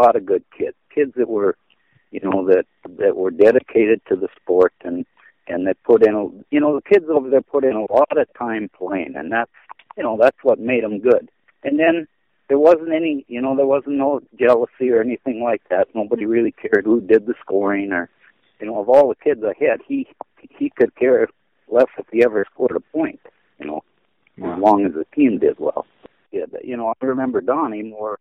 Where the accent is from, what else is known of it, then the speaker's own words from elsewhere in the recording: Crosby, North Dakota, United States; also born or lived in Dickinson, North Dakota / Epping, North Dakota; I was born in Crosby, North Dakota in 1946.